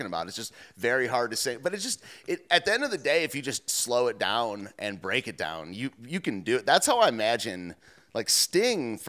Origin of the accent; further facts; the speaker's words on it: Detroit, Michigan, United States; I'm from the Detroit area